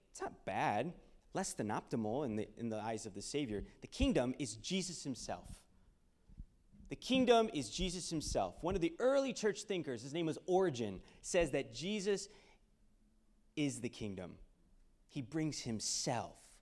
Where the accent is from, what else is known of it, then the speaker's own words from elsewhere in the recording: Houston, Texas, United States; I was born and raised in Houston, Texas